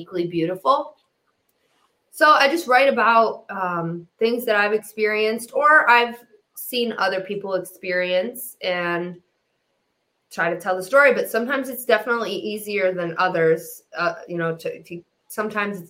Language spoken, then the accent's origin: English; Detroit, Michigan, United States; I was raised in Detroit, and I came up with these Midwest values